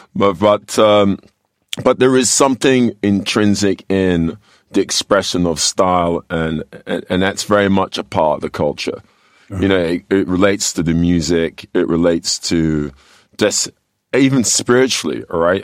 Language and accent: English; London, United Kingdom; moved away as an adult; now in United States; I grew up here in, in, in well, I was born in London